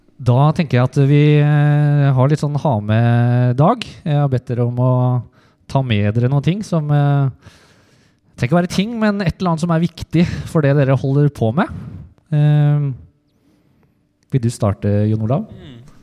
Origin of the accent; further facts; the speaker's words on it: Heddal, Vestfold og Telemark, Norway; Jeg kommer jo fra Heddal